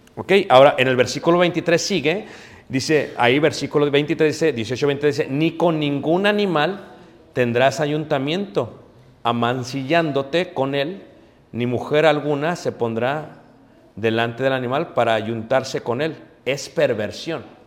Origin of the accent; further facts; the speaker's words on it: Mexico; nosotros como, como buenos mexicanos